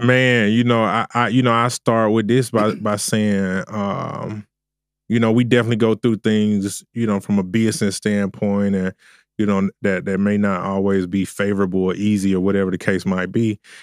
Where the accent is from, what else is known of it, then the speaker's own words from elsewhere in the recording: Augusta, Georgia, United States; I'm originally from Augusta, Georgia.